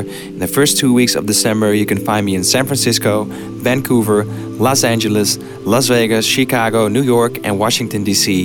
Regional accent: Amsterdam, North Holland, Netherlands; my hometown, Amsterdam

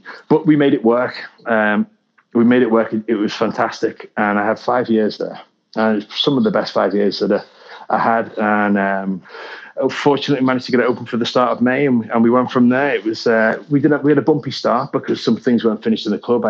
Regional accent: the Wirral, North West England, United Kingdom; moved away; I'm from the Wirral in the UK.

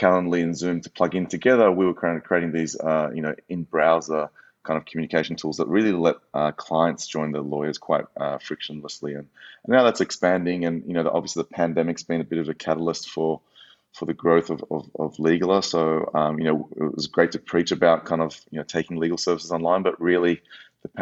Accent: Australia; moved away; also born or lived in United States; as an Australian living in the US, previously

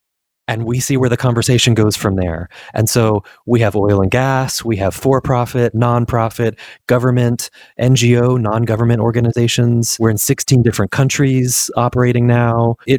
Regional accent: Washington, District of Columbia, United States; born there; also born or lived in South East England, United Kingdom; So I was born in Washington, D.C. and lived around the States for most of my life and career.

